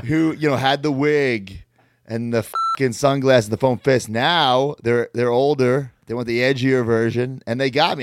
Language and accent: English; Merrick, New York, United States; my hometown